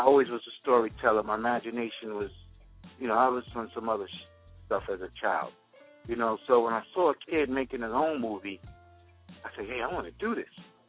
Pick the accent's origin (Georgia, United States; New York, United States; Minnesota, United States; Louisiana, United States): New York, United States; New York City; moved away; also born or lived in Hempstead, Long Island, New York; I'm from Queens. My mother moved out to Long Island to Hempstead. So I used to go to high school from Hempstead